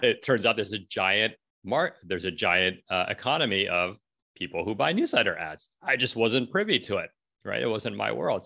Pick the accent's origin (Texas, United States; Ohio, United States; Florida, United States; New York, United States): New York, United States; New York City; I'm from New York City